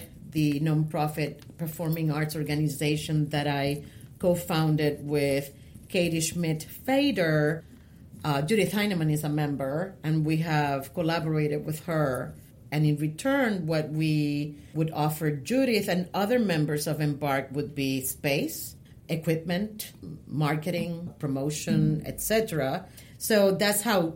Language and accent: English; San Juan, Puerto Rico; English is a second language; moved away as an adult; also born or lived in Manatí, Puerto Rico / Bayamón, Puerto Rico; now in New York, United States; I was born and raised in Puerto Rico.